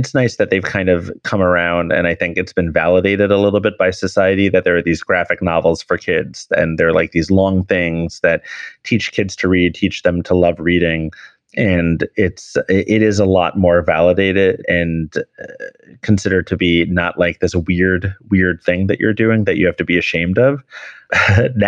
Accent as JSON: {"language": "English", "town": "New York City", "region": "New York", "country": "United States", "said": "I'm a New Yorker with three pets"}